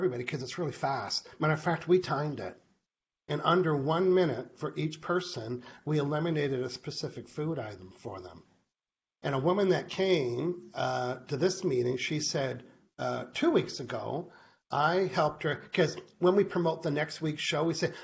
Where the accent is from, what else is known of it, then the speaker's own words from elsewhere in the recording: Canada; I'm a Canadian living on an island.